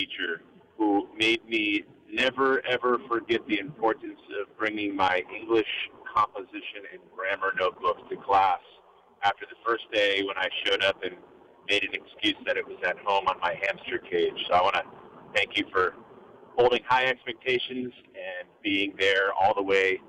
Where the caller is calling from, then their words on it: Kalaeloa, Hawaii, United States; calling in from Kalaeloa.